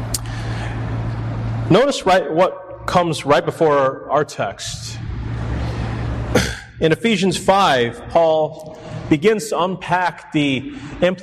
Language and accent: English; Chicago, Illinois, United States; I'm born and raised in Chicago. I'm a city kid